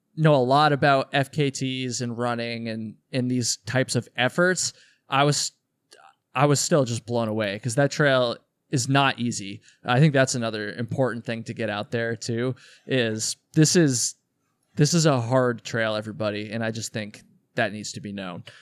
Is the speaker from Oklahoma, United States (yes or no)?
no; Vermont, United States; I'm also from Vermont